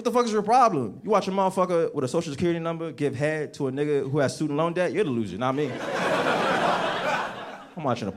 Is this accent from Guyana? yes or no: no; United States; born or raised there; also born or lived in Nigeria